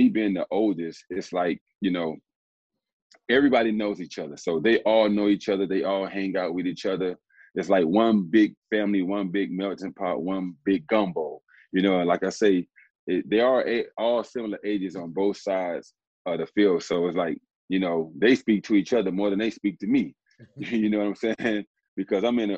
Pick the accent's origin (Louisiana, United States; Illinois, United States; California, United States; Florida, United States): Florida, United States; Miami; born and raised in Miami